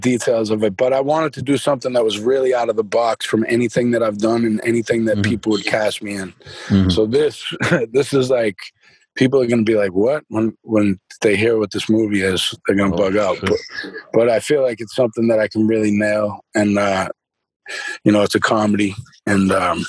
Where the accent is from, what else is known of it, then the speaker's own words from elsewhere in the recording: Boston, Massachusetts, United States; accent: Boston; And it's crazy because now I've done all these exercises with my mouth, and my Boston accent just naturally is kind of faded, man